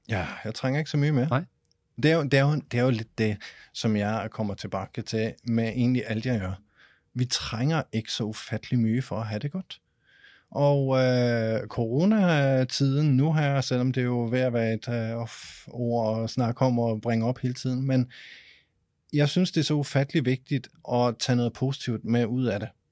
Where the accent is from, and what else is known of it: Denmark